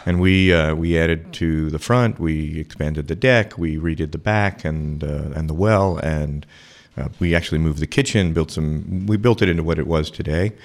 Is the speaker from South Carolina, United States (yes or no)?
no; New York City, New York, United States; moved away as an adult; now in Austin, United States; I grew up in New York City eating that kind of thing